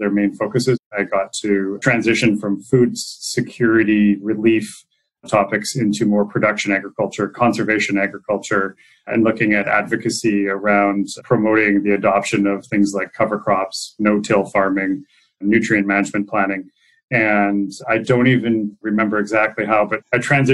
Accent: Salmon Arm, British Columbia, Canada; moved away as an adult; also born or lived in Rome / New York; I'm a kid from the Shuswap

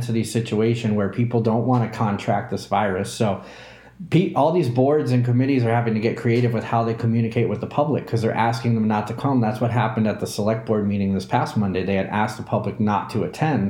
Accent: New England, United States; also born or lived in Southeast US; I'm from New England, and I was born in the Southeast

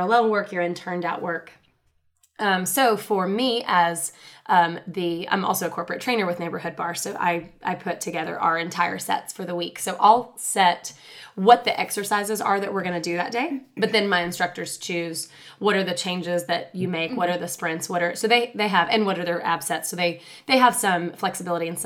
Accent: Chattanooga, Tennessee, United States; I'm from Chattanooga. I'm born and raised in Chattanooga

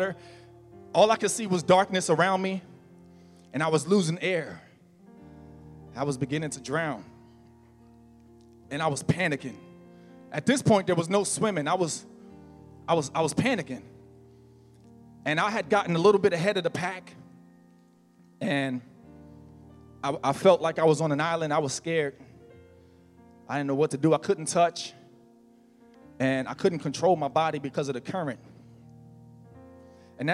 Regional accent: New Jersey, United States; now in Florida, United States; I'm from New Jersey and we have lakes, we have ponds

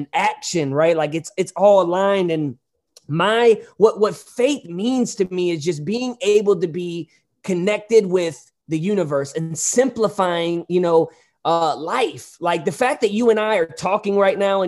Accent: Hazelwood, Missouri, United States; also born or lived in Hollywood, California; I'm from St. Louis, but Hazelwood, it's a town in St. Louis

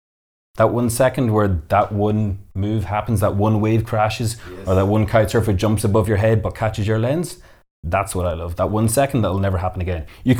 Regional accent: Blackrock, Leinster, Ireland

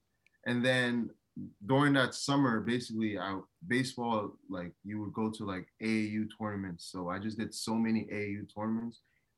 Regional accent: New Jersey, United States; moved away as an adult; now in Los Angeles, United States; I grew up in a melting pot. To the right of me, I had Newark, I had Irvington, I had Orange, and then up north, I had Short Hills, Livingston, West Orange.

